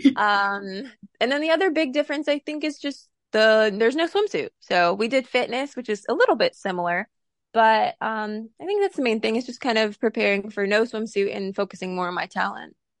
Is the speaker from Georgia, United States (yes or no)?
yes; Coweta County, Georgia, United States; moved away as an adult; now in California, United States; I'm originally actually from Coweta County, Georgia, um, and then left home at eighteen years old